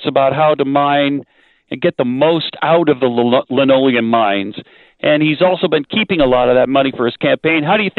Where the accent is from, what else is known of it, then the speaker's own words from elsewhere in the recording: El Paso, Texas, United States; since I was about 4 years old, you know, because I'm from El Paso, most people just call me …, as they do all … in El Paso.